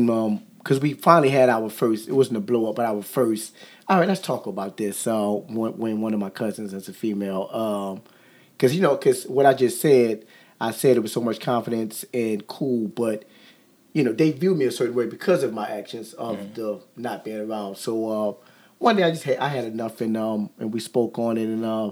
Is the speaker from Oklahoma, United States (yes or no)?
no; Kenner, Louisiana, United States; I'm from Kenner